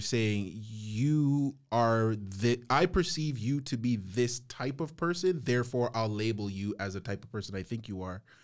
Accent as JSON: {"language": "English", "country": "St. Vincent & Grenadines", "said": "I'm from Saint Vincent"}